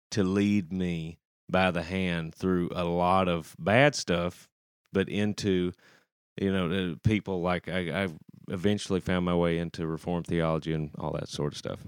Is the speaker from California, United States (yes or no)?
no; Shelbyville, Texas, United States; now in Nashville, United States; growing up in Shelbyville